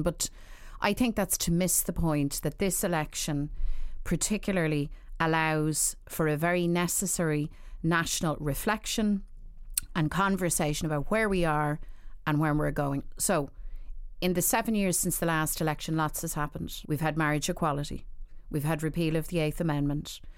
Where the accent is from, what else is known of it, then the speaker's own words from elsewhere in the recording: Dublin, Leinster, Ireland; I grew up in Dublin at a time when, you know, I suppose I'm looking back, nineteen seventies, nineteen eighties